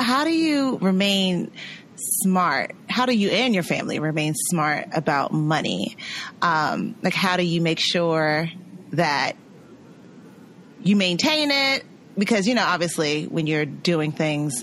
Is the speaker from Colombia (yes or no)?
no; Jamaica; I'm Jamaican.